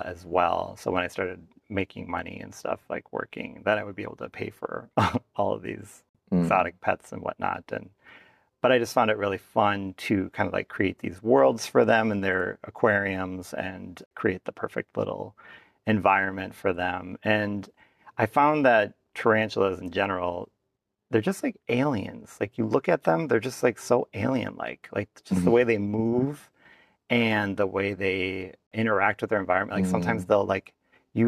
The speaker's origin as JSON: {"language": "English", "region": "Minnesota", "country": "United States", "tie": "born or raised there", "said": "my dad works in St. Paul, about 75 miles away from my hometown"}